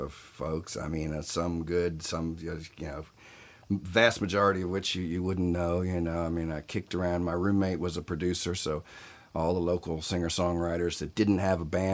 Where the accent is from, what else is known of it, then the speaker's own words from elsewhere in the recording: Southern Virginia, United States; moved away as an adult; now in Los Angeles, United States; In Southern Virginia, and outlaw country was big in my hometown